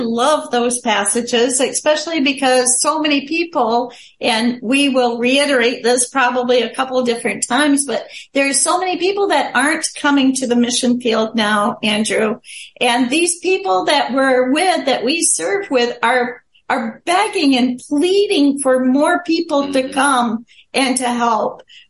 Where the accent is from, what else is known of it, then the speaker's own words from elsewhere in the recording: Chad; born there; Some of you might know I was born in Chad, Africa. I was born to missionary parents, so I consider myself African American because being born there.